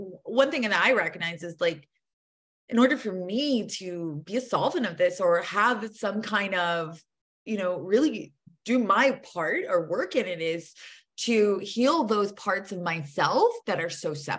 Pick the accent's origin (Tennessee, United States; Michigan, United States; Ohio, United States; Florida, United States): Tennessee, United States; born there; Like, yeah, I was born in the South. I was born in Tennessee.